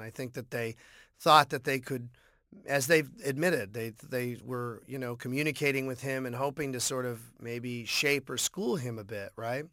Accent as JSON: {"language": "English", "town": "Boston", "region": "Massachusetts", "country": "United States", "tie": "born or raised there", "said": "growing up in Boston"}